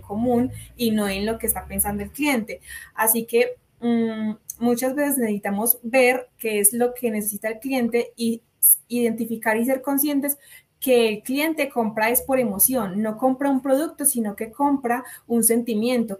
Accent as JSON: {"language": "Spanish", "country": "Colombia", "said": "yo soy de Colombia"}